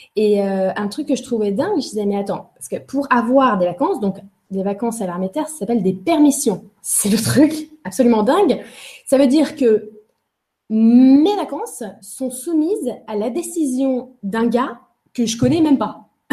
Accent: Angers, Pays de la Loire, France; Je suis née à Angers. Euh, voilà, j'étais à Angers puisque mes parents étaient des étudiants, se sont rencontrés à Angers et euh, ont on fait leur vie là-bas en fait.

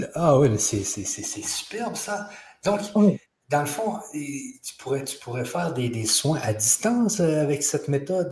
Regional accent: Saint-Georges, Quebec, Canada; je suis de la Beauce. Hein. Je suis de Saint-Georges-de-Beauce.

